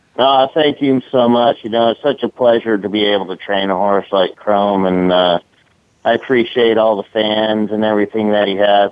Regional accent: San Mateo, California, United States; I grew up right there in San Mateo, next to Bay Meadows

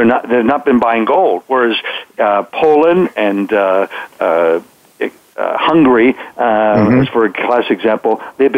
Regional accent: Canada; moved away as an adult; now in Texas, United States; And then in 1990, I moved from Canada down to Texas, so I became a Texcan.

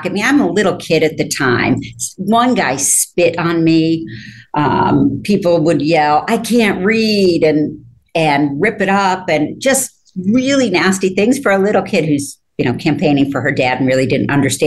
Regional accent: Rochester, New York, United States; moved away as an adult; also born or lived in Ithaca, New York / Switzerland; I was born in Ithaca, but my family moved to Rochester

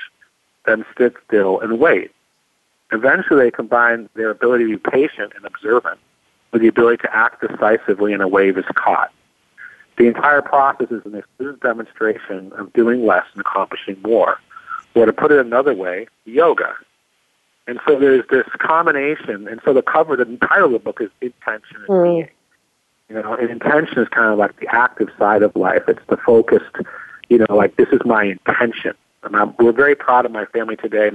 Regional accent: California, United States; I'm from California

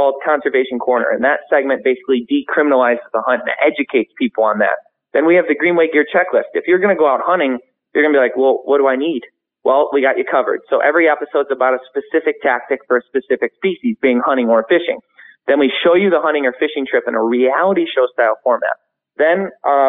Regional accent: Michigan, United States; we're from Michigan

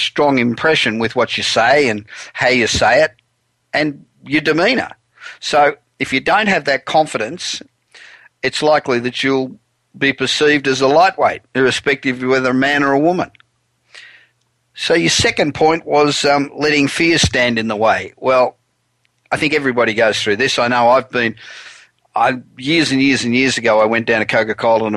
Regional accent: Australia; moved away as an adult; now in United States

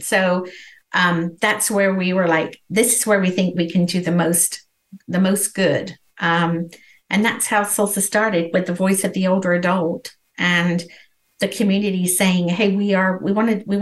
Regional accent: England, United Kingdom; moved away as an adult; now in San Antonio, United States; I was born and raised in England. I came to America in my early 20s with a 6-week-old baby boy

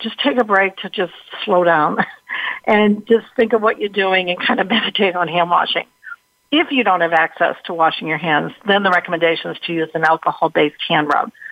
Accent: Massachusetts, United States; I'm from Massachusetts

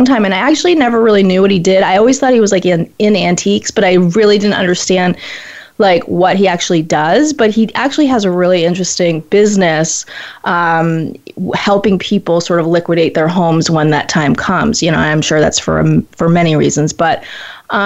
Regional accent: Maine, United States; Maine, which is my home state.

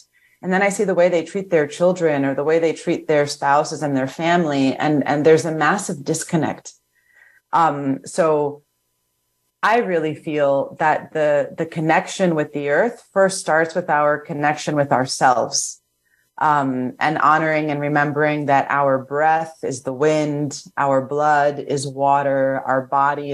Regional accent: New York City, New York, United States; moved away; I'm from New York City originally

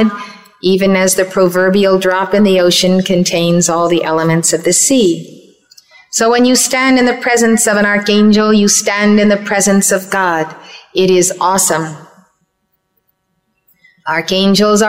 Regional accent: Red Bank, New Jersey, United States; Red Bank, New Jersey, my hometown

